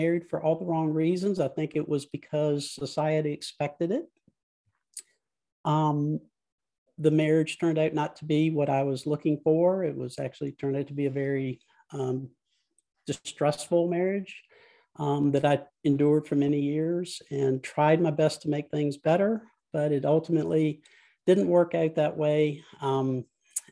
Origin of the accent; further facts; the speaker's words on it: Central Virginia, United States; I grew up in Central Virginia in a very rural part of the state